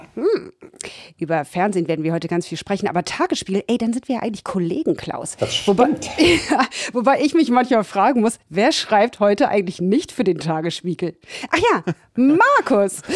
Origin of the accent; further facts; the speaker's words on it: Hamburg, Germany; also born or lived in Ramatuelle, France; now in France; Ich bin zwar gebürtige Hamburgerin, heute hauptberuflich ja. Französin